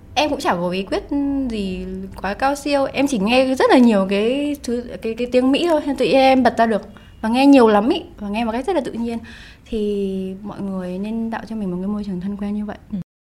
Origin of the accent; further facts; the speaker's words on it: Hanoi, Vietnam; first language Vietnamese; quê mình ở Hà Nội